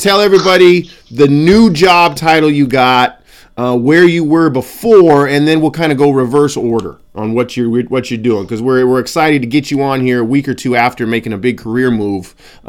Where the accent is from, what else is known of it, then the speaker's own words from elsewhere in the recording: Montana, United States; moved away as an adult; now in Oregon, United States; I grew up in Montana.